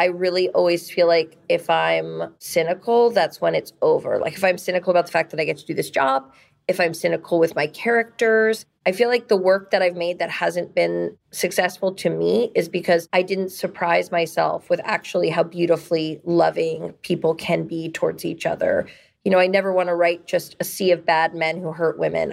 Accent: New York, United States; also born or lived in Ohio; cab drivers have always asked me in New York, where are you from? And when I say New York

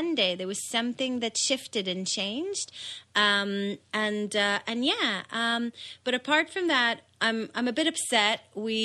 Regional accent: Israel; moved away; I was born in Israel. In Israel, you sort of start school when you're six.

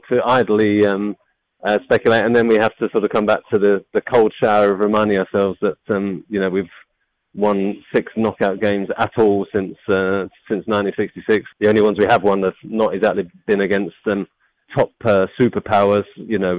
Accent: England, United Kingdom; as an Englishman

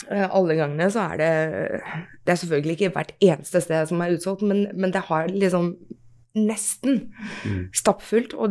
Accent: Norway; Vi er nordmenn, ikke sant, så vi, blir, litt, vi blir litt sånn, da.

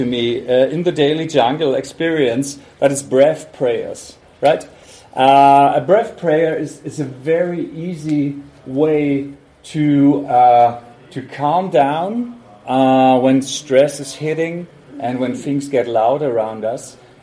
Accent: Hamburg, Germany; I'm from Hamburg, Germany.

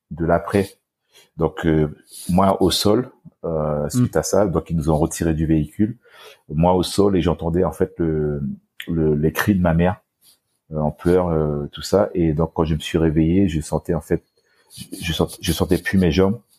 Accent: French Guiana, France; j'ai été victime d'un accident de voiture donc familial à l'âge de 4 ans donc euh, chez moi en Guyane française.

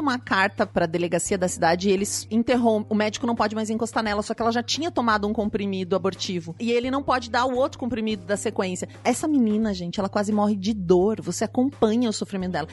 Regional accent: Paraná, Brazil; eu sou do Paraná

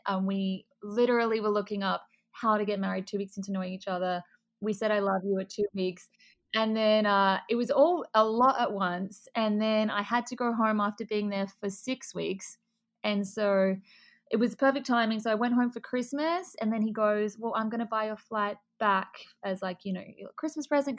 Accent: Adelaide, South Australia, Australia; moved away as an adult; also born or lived in Melbourne, Australia; now in Miami, United States; I'm originally from Adelaide, and then um, I started modeling when I was like 14, and then at 18, I decided I wanted to go to Melbourne

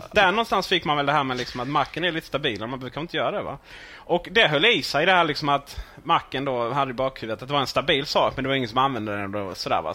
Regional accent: Ronneby, Blekinge, Sweden; jag är från Blekinge från början, Ronneby

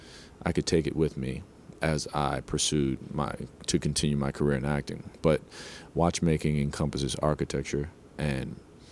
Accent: New Jersey, United States; I grew up in Jersey, New York, not such the greatest part of Jersey

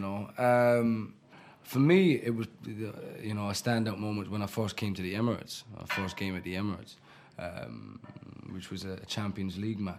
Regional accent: Ireland; moved away; also born or lived in Stoke Newington, London; I was born in Stoke Newington, born in Homerton Hospital in Stoke Newington. My mum's side of the family are all from Hackney. And was raised in Ireland.

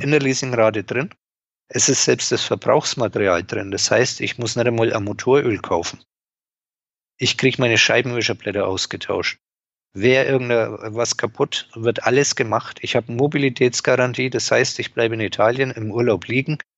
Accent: Franconia, Bavaria, Germany; born or raised there

